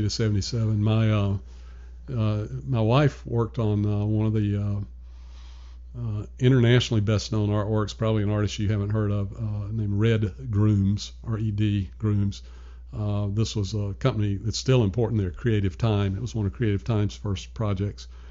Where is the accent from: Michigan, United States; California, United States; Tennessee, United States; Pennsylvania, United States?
Tennessee, United States; Nashville; moved away as an adult; also born or lived in New York; now in Richmond, United States; born and raised in Nashville, Tennessee.